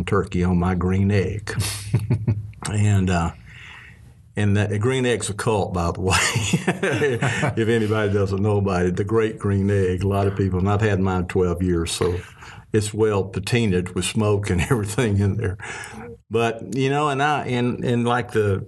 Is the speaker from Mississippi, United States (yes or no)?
yes; Mississippi, United States; growing up in Mississippi with my family